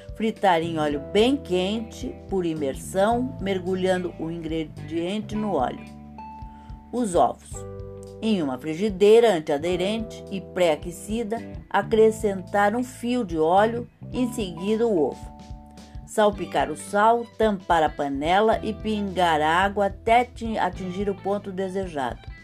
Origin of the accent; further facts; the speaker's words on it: São Paulo, Brazil; São Paulo, minha cidade natal. Sou paulistana com muito orgulho